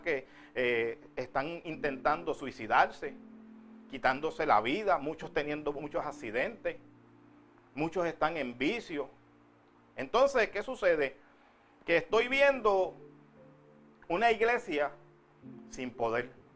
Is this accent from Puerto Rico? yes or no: yes; Puerto Rico; now in United States; Si fuera en Puerto Rico, de donde yo vengo